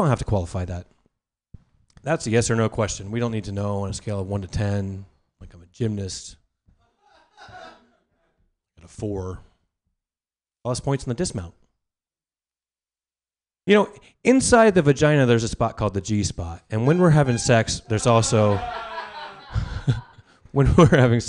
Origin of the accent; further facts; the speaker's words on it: Las Vegas, Nevada, United States; I'm from Nevada and from Las Vegas